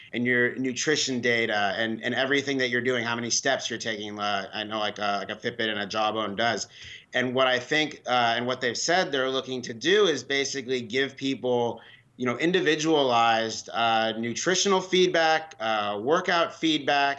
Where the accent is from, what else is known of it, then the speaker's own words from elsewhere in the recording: San Francisco, California, United States; now in Washington D.C., United States; I grew up in San Francisco, so I like all of the San Francisco teams